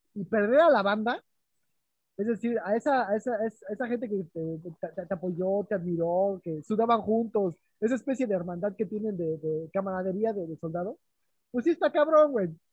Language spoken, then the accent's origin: Spanish; Mexico; moved away as an adult; now in Berlin, Germany; de México